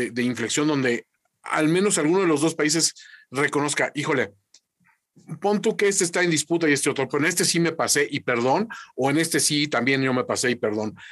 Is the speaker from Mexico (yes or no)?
yes; Mexico; aquí como mexicanos